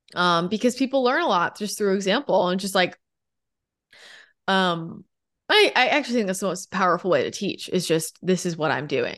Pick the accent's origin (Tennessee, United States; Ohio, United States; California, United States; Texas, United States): California, United States; also born or lived in Los Angeles / San Diego; I grew up in California